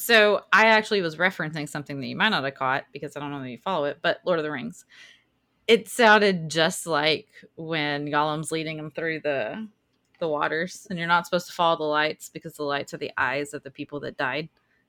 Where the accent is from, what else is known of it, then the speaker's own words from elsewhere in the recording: Southern United States, United States; We are allowed to do this because we're from the South.